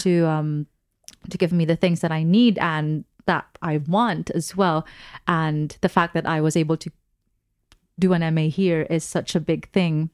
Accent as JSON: {"language": "English", "country": "Philippines", "moved": "as an adult", "said": "I am Filipina."}